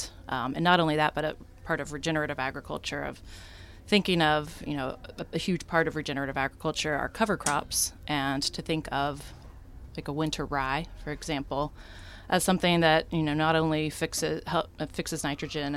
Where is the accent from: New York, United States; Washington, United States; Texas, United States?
Texas, United States; now in Portland, United States; I'm from Texas, and my whole family's a fan of Lonesome Dove